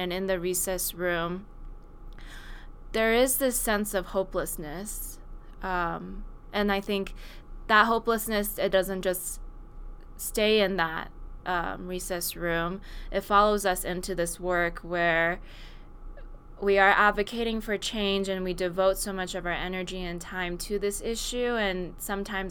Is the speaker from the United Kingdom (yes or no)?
no; Silicon Valley, California, United States; And I grew up in Silicon Valley, which is not somewhere that you see a lot of gun violence.